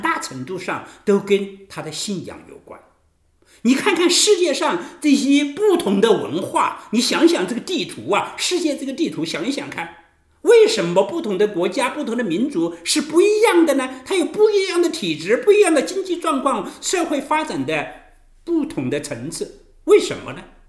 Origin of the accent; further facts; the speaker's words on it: China; 我们中国人有道教